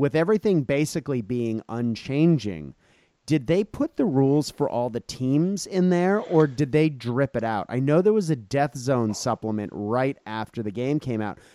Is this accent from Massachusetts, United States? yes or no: yes; Boston, Massachusetts, United States; I grew up in Boston.